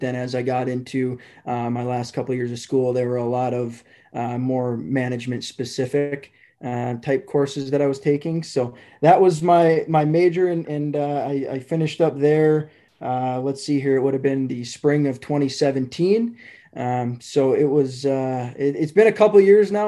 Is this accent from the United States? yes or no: yes; Hermantown, Minnesota, United States; I grew up in Hermantown, Minnesota